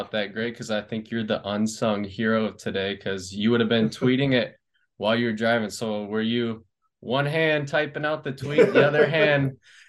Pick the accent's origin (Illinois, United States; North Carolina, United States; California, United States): California, United States; moved away; I'm from California